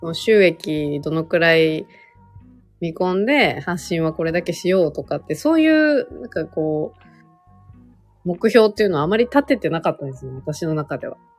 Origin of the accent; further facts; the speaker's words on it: Gunma, Japan; moved away as an adult; now in Tokyo, Japan; 出身群馬なので。